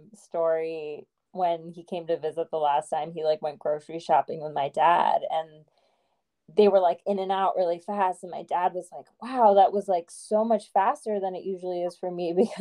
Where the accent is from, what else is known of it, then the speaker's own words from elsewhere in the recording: North India, India; And that's interesting because I'm North Indian and that stuff was actually, it felt, you know, I wasn't familiar with it because we don't use some of those terms in our language or like in our just culture, I guess.